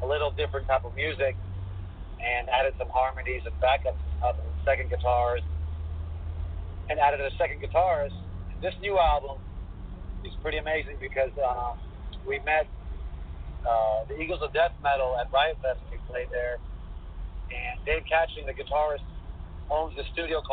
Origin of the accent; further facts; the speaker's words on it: Greece; moved away as an adult; we're from Greece